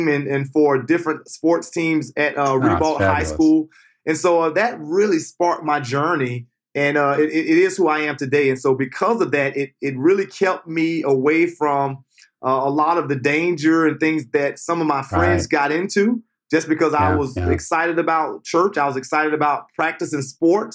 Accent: Jacksonville, Florida, United States; I grew up in Jacksonville, Florida. I grew up in what some would consider the inner city

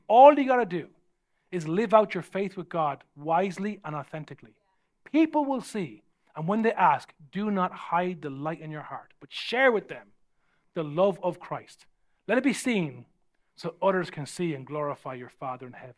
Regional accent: Ireland; I'm from Ireland

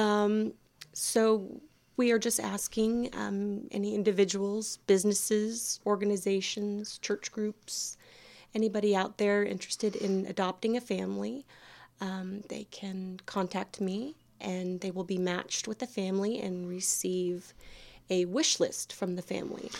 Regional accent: Houston, Texas, United States; moved away as an adult; now in Deep East Texas, United States; I'm originally from Houston, and my background is in the nonprofit world

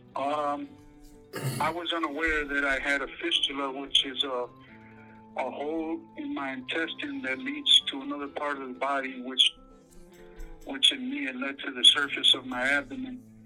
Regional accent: Detroit, Michigan, United States; I'm from Southwest Detroit, Michigan.

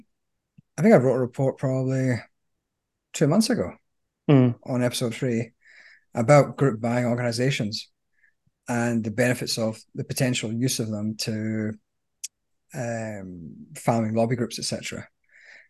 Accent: Scotland, United Kingdom; as a Scotsman

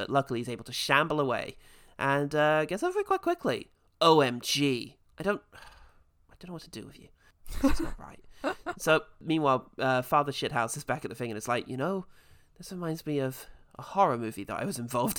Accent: Ireland; I'm Irish.

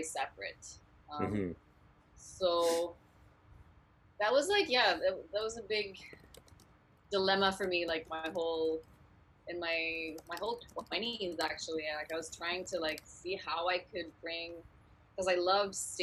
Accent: Ottawa, Ontario, Canada; Born and raised in Ottawa

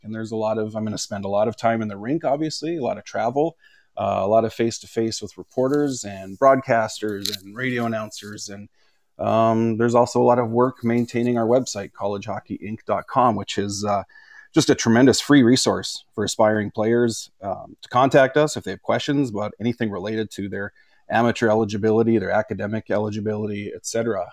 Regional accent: Regina, Saskatchewan, Canada; I grew up in Canada. I grew up in Regina, Saskatchewan, right in the smack dab in the middle of the prairies.

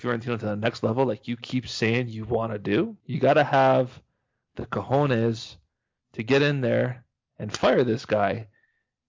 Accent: Canada; we're from Canada.

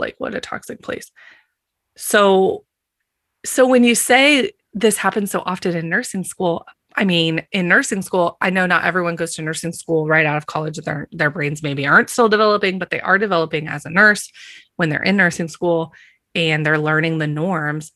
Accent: Kansas, United States; I grew up in Kansas

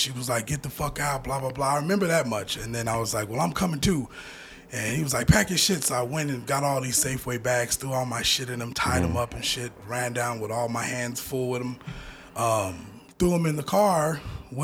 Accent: Denver, Colorado, United States; I was born in the Gloville Projects in that bottom room

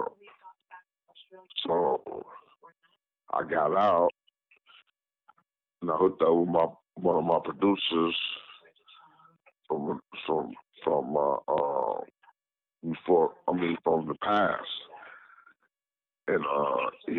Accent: Lansing, Michigan, United States; also born or lived in Blytheville, Arkansas; I was born in Blytheville, Arkansas. But I was raised up here in Lansing, Michigan

